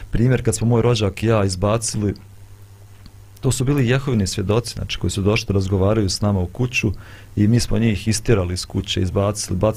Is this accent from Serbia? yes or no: no; Bosnia & Herzegovina